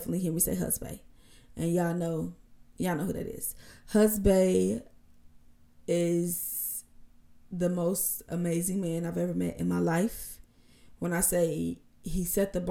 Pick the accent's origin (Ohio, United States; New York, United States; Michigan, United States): Michigan, United States; Benton Harbor; also born or lived in Chicago, Illinois / Kalamazoo, Michigan; I was raised in Benton Harbor, Michigan.